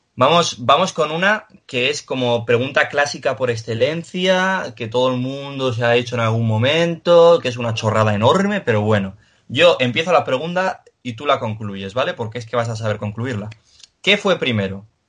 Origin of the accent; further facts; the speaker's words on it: Pamplona, Navarre, Spain; que soy de aquí, de, bueno, yo soy de Iruña